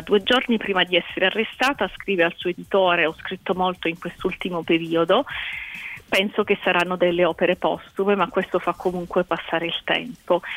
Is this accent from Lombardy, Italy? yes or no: no; Apulia, Italy; io in quanto pugliese sono anche orgogliosa